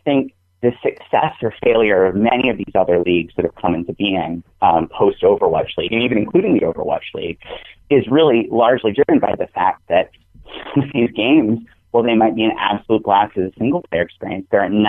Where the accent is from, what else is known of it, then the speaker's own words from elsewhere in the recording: New England, United States; I'm from New England